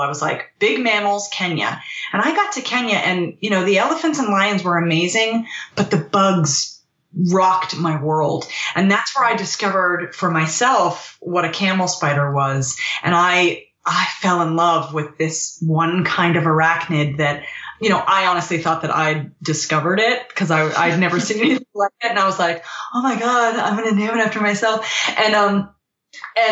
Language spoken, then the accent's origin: English; Virginia, United States; I'm from Virginia.